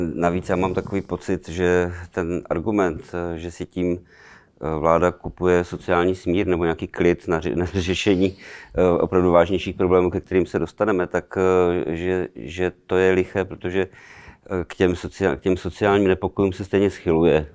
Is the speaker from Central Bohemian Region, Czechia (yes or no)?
no; Ostrava, Moravian-Silesian Region, Czechia; pocházím z Ostravy